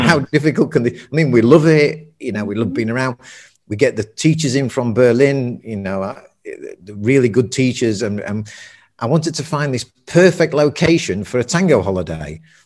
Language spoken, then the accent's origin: English; Sheffield, Yorkshire and the Humber, United Kingdom; also born or lived in Germany; now in Tenerife, Spain; I'm from, as you can probably tell, I'm from Sheffield, north of England, working class town, steel city